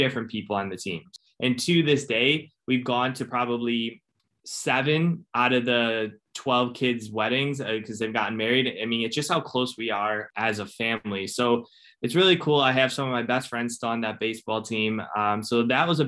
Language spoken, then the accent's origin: English; Cleveland, Ohio, United States; also born or lived in Buffalo, New York; I was born in Buffalo, New York, but raised in Cleveland, Ohio